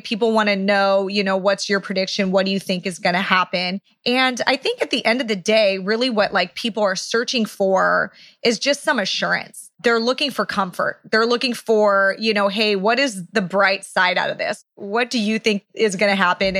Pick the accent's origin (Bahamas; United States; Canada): United States; Orange County, California; where we are right now in my hometown, Orange County, California